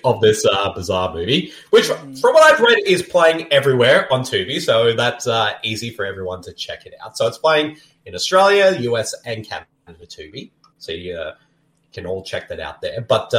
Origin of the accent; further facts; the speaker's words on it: Texas, United States; accent: Boston; I'm from Texas and I got a Boston accent.